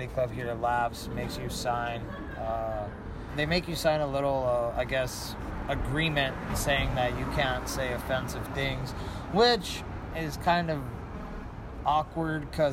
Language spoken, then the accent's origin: English; El Paso, Texas, United States; now in Austin, United States; I am from El Paso, Texas.